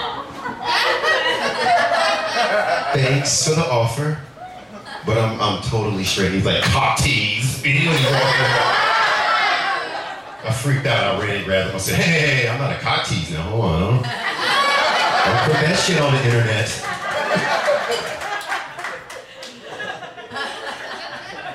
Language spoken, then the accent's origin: English; New Orleans, Louisiana, United States; I am originally from New Orleans, Louisiana